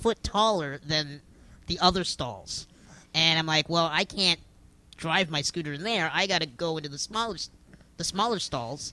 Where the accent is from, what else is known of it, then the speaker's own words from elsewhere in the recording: Kitchener, Ontario, Canada; now in Toronto, Canada; I'm originally from Kitchener.